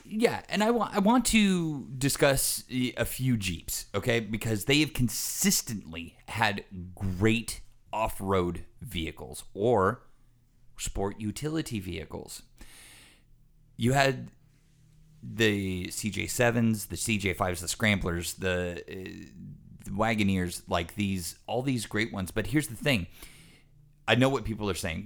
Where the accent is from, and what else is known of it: United States